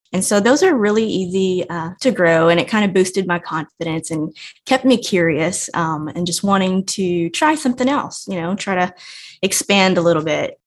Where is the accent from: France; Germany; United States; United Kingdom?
United States; Evangeline, Louisiana; I grew up in Evangeline, Louisiana we had 40 acres, we had a pig farm